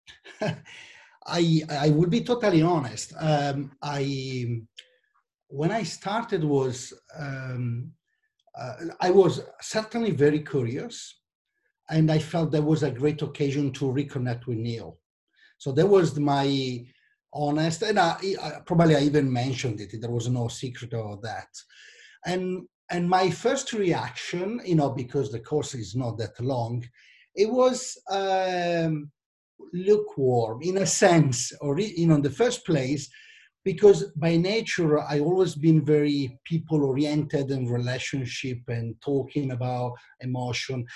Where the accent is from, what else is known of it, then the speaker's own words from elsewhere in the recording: Milan, Lombardy, Italy; accent: Italian; English is a second language; also born or lived in London; you might understand that from my accent, I'm from Italy, actually from Milan.